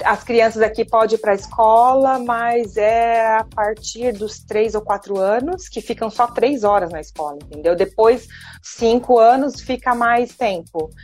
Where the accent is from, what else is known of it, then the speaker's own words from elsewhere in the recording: Brazil; moved away as an adult; also born or lived in London; Eu sou do Brasil, eu tenho o meu sotaque, eu vou falar com o meu sotaque